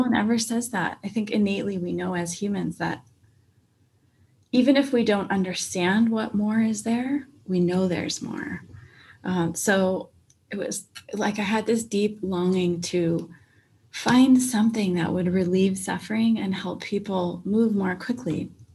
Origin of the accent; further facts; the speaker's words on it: Minnesota, United States; now in Phoenix, United States; I was born in Minnesota, so uh, way up north near Canada